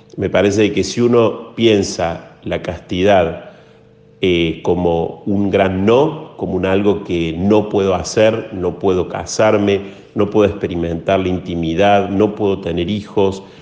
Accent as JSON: {"language": "Spanish", "region": "Córdoba", "country": "Argentina", "tie": "born or raised there", "said": "Nací en Córdoba, Argentina. Es en el mismo lugar en el que me encuentro aquí ya desde hace algunos años."}